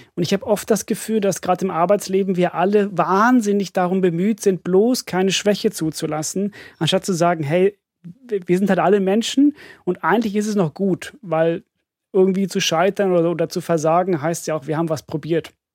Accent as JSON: {"language": "German", "country": "Finland", "moved": "yes", "said": "ich komme aus Finnland"}